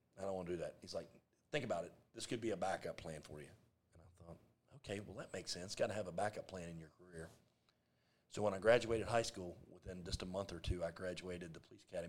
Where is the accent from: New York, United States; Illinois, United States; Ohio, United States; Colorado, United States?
Ohio, United States; Ripley; Born and raised in Ripley